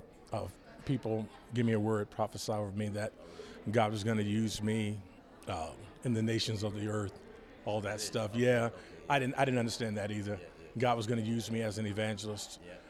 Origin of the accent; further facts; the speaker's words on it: Georgia, United States; moved away; So I was born in Georgia